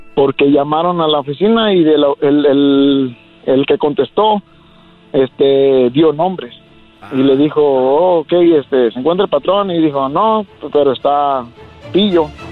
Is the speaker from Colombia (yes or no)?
no; Jalisco, Mexico; moved away